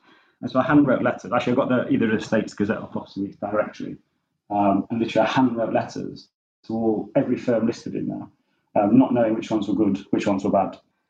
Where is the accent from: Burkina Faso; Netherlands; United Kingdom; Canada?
United Kingdom; Sheffield, Yorkshire and the Humber; I'm from Sheffield, I went to school in Sheffield, and actually went to Sheffield University to study economics.